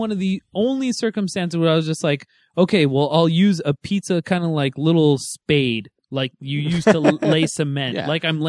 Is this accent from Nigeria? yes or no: no; Los Angeles, California, United States; I'm from LA.